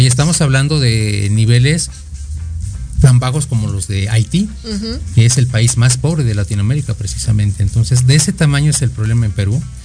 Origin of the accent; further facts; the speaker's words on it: Mexico; como mexicanos, sabemos cuál es el origen de nuestra nación